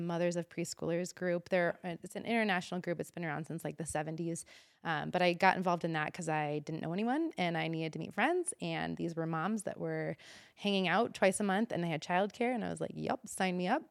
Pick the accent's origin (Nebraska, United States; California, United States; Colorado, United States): Nebraska, United States; Omaha; moved away as an adult; also born or lived in Pocatello, Idaho; now in Boise, United States; growing up in Omaha, Nebraska